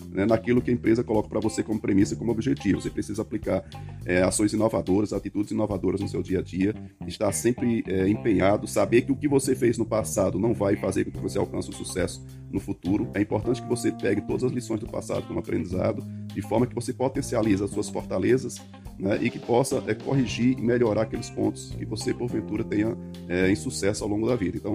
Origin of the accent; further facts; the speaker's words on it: Bahia, Brazil; moved away as an adult; now in Ceará, Brazil; Eu sou baiano, voltei aqui para o Ceará, tá? Estou aqui há quase 22 anos.